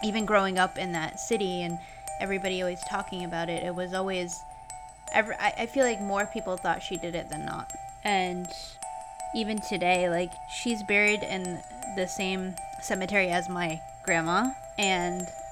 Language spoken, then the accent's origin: English; Fall River, Massachusetts, United States; moved away; I'm from Fall River